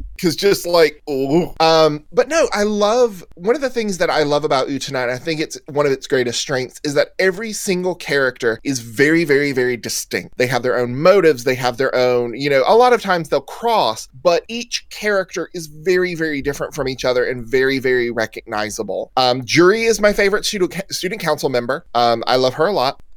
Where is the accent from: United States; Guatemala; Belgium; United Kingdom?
United States; the South; accent: southern; moved away; I'm from the South, so you know there's a certain southernness um, to the way we were raised, and the uh, you know our our accents